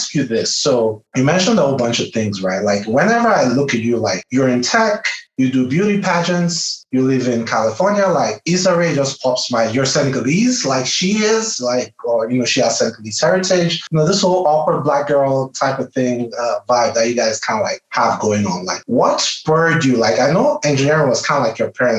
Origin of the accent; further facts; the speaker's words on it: Nigeria; now in United States; I'm from Nigeria